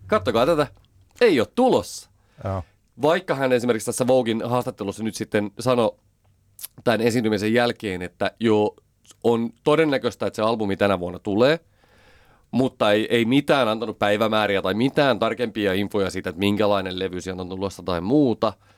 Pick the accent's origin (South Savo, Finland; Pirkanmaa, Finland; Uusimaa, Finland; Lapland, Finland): Pirkanmaa, Finland; Pälkäne; Pälkänenellä näkyy, asuttiin siellä